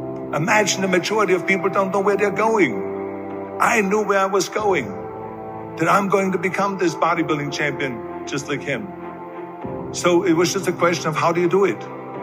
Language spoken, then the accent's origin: English; Austria; born or raised there; moved away